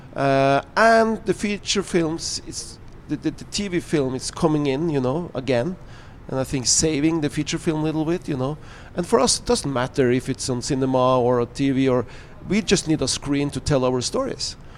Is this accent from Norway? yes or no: yes; Norway; I'm talking out from Norway